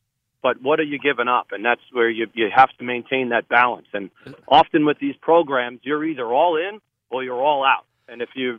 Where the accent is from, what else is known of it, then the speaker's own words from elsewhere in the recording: Long Island, New York, United States; growing up on Long Island, Memorial Day, 4th of July, Labor Day, you know, those were sacred.